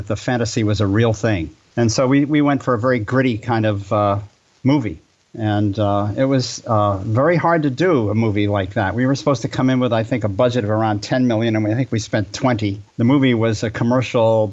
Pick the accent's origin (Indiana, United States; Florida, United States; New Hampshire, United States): New Hampshire, United States; Hanover; moved away as an adult; also born or lived in Los Angeles, California; I grew up back east on the East Coast of the United States. And my dad ran the local movie theater in a university town where I grew up, Hanover, New Hampshire